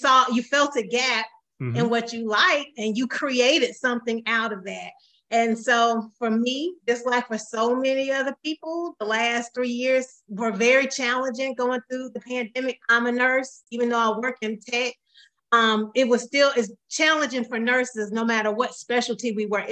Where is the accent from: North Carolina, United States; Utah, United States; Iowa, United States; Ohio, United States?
North Carolina, United States; Born and raised in Carolina, born and raised in North Carolina